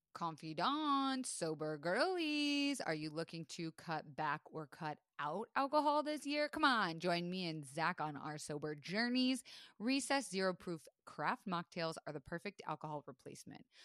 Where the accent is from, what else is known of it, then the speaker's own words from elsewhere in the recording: Florida, United States; moved away; I grew up in Florida shooting with guns all the time.